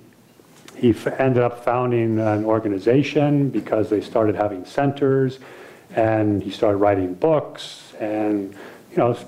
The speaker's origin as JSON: {"language": "English", "country": "United States", "said": "being American"}